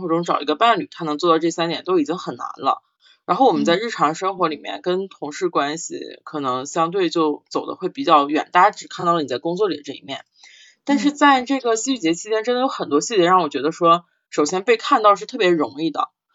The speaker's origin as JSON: {"language": "Chinese", "region": "Northeast China", "country": "China", "accent": "Northeastern Mandarin", "said": "用我们东北话讲满哪儿窜"}